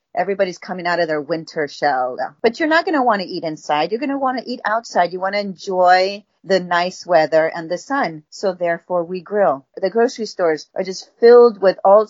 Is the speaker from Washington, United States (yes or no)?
no; Houston, Texas, United States; I grew up in Houston